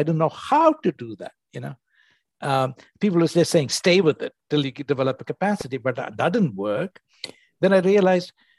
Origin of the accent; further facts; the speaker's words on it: India; moved away as an adult; also born or lived in United States; I came from India